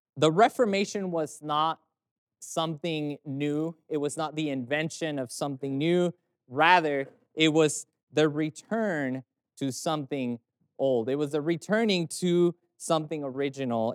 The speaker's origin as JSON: {"language": "English", "country": "Mexico", "said": "I'm from Mexico"}